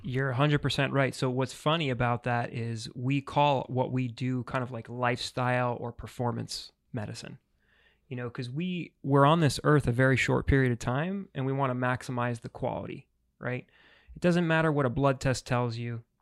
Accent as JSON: {"language": "English", "region": "New York", "country": "United States", "moved": "as an adult", "lives_now": "Florida, United States", "said": "I'm originally from New York, but Florida's been home for six years"}